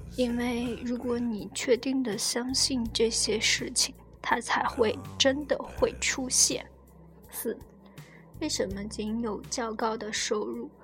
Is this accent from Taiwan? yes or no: no; China; 我们中国人